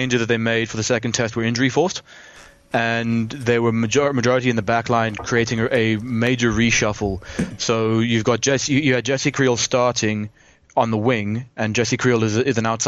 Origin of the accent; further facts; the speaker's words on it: South Africa; as a South African fan